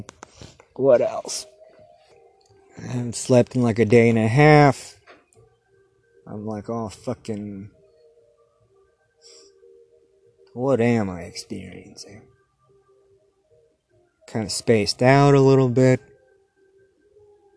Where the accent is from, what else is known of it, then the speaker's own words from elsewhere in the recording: Torrance, California, United States; moved away; I grew up in Torrance, California, down there in Southern California. And I was down there for like elementary school